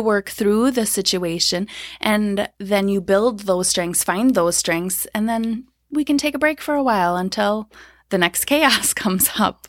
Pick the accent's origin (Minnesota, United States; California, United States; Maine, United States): Minnesota, United States; Blaine; I grew up in the Twin Cities, so Blaine, Minnesota.